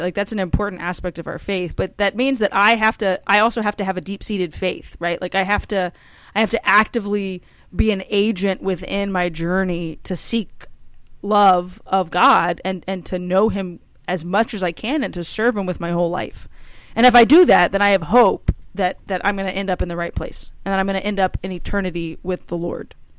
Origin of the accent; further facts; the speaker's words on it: Cajun, Louisiana, United States; I'm Cajun